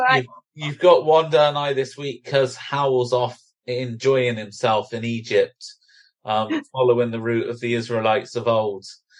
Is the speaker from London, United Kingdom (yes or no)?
no; Bristol, South West England, United Kingdom; accent: Bristolian; What's wrong with my Bristolian accent?